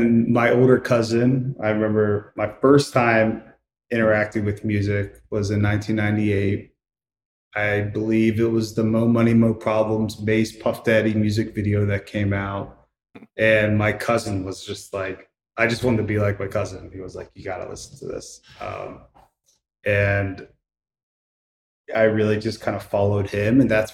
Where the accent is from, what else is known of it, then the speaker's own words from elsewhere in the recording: Pittsburgh, Pennsylvania, United States; I was born in Pittsburgh, Pennsylvania. Currently, that's where I live now